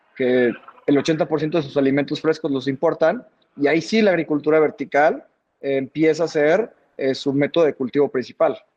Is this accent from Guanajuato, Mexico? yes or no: yes; Bajío, Guanajuato, Mexico; nosotros somos de aquí del Bajío, de, Guanajuato